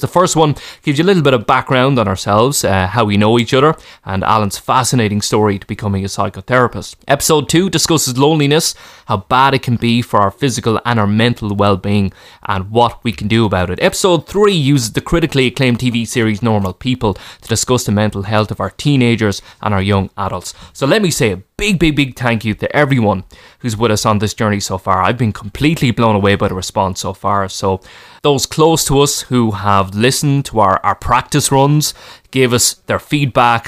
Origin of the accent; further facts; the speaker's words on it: Ireland; as Irish people